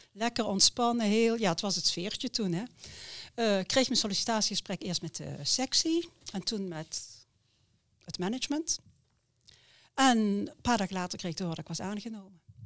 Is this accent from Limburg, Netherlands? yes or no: yes; near Heerlen, Limburg, Netherlands; moved away as an adult; also born or lived in Utrecht / Oss; geboren en getogen in Limburg. oudste en een gezin van vijf kinderen. We woonden vlak bij Heerlen.